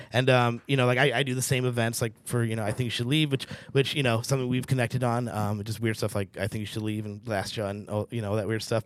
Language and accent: English; St. Louis, Missouri, United States; now in Seattle, United States; Got a couple buddies from, uh, my hometown of Saint Louis, Missouri